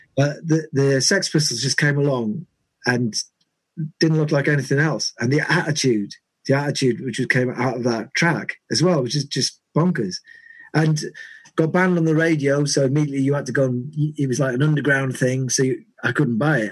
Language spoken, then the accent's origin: English; Carlisle, North West England, United Kingdom; where I grew up was in in Carlisle